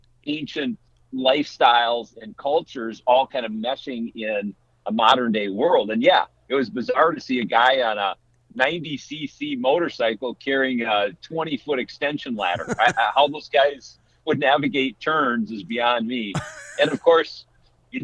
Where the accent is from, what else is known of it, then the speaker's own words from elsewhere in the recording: Minnesota, United States; growing up in Minnesota with heavy Scandinavian influence